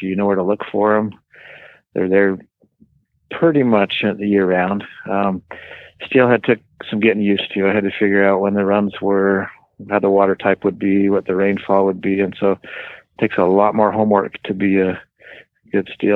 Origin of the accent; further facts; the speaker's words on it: Intermountain West, United States; moved away as an adult; also born or lived in Utah / New Mexico; now in Oregon, United States; I grew up in the Intermountain West, fishing the Blue Ribbon trout streams around Utah, Idaho, Wyoming, Montana